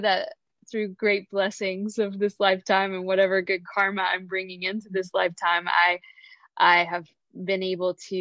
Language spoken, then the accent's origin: English; the American South, United States; also born or lived in San Francisco, California; now in Charlottesville, United States; growing up in the American South in the 1980s